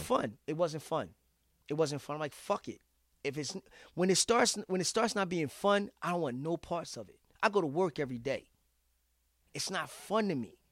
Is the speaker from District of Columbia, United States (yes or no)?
no; Philadelphia, Pennsylvania, United States; I'm from Philly